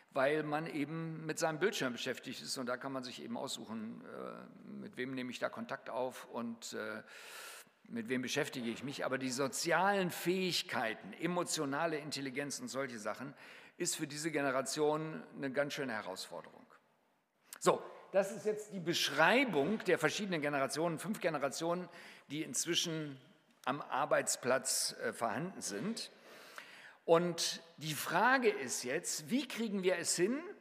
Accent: Germany; wir als Deutsche

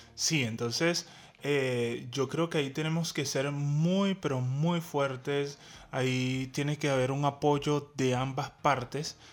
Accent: Venezuela; somos venezolanos

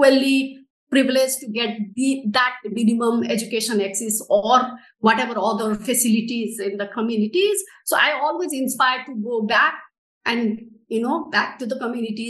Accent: Nepal; I am from Nepal.

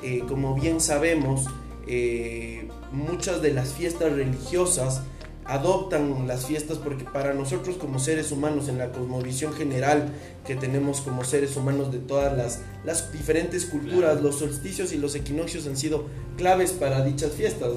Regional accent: Ecuador; nosotros como ecuatorianos que vivimos de un pueblo indígena

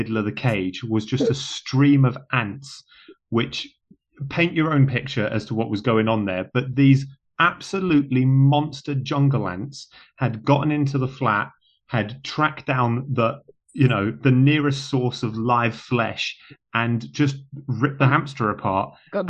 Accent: Singapore; So I grew up in Singapore, very tropical.

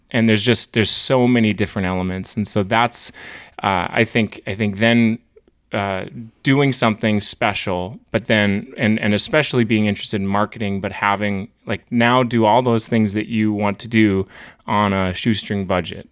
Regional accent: Hazen, North Dakota, United States; now in Bismarck, United States; I grew up in Hazen, which is a small town, twenty-five hundred people, and I, I, I'm a small town, North Dakota through and through

